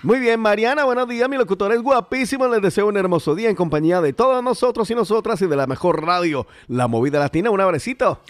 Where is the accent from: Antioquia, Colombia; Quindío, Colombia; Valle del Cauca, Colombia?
Valle del Cauca, Colombia; Cali; now in Spain; allá en, en, mi tierra, en mi Calibella